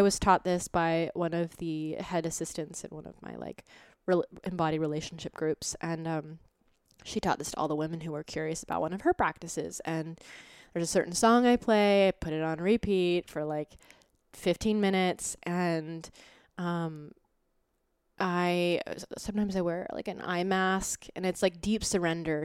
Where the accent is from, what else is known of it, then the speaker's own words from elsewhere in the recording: Boulder, Colorado, United States; now in New York, United States; I'm from Boulder